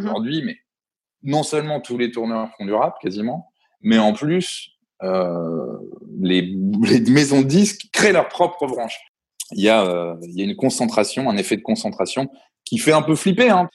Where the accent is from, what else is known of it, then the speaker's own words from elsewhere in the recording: Reims, Grand Est, France; moi, je viens de la Champagne, à la base de Reims